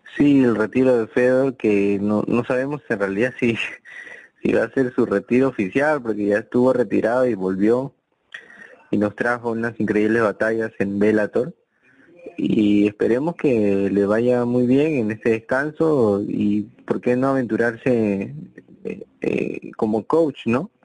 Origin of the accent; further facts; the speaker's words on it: Peru; somos somos peruanos